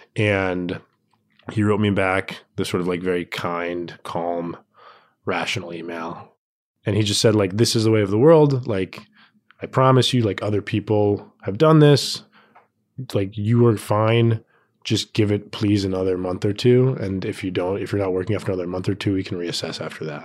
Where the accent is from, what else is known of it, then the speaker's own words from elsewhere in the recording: Tucson, Arizona, United States; moved away; I was home in Tucson, I'm from Tucson, Arizona